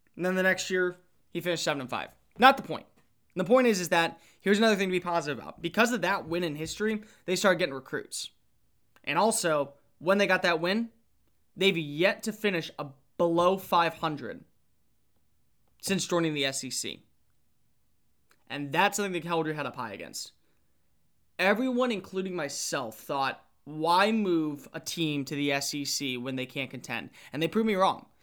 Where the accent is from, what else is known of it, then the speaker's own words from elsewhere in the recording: Texas, United States; I grew up in Texas